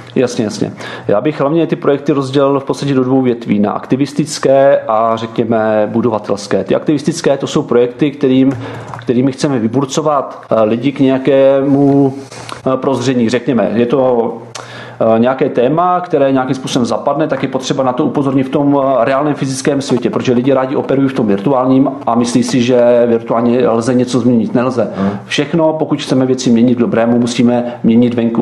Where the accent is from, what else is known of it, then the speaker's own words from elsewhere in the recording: Czechia; my jsme hrdí na to, že jsme Češi